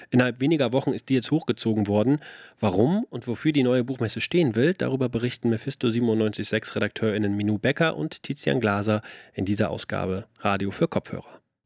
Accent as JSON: {"language": "German", "town": "Leipzig", "region": "Saxony", "country": "Germany", "said": "als Leipziger"}